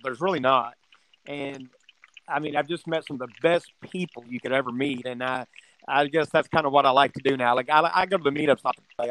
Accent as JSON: {"language": "English", "town": "Houston", "region": "Texas", "country": "United States", "tie": "born or raised there", "also_born_or_lived": "Midland, Texas", "lives_now": "Avery, United States", "said": "I was born in Midland, Texas, which is in West Texas. And uh, at five years old, I moved from there to Houston. My mother took a transfer with her job with her company, and I lived in Houston from uh, 1971 to 1980 and then in '80 I moved"}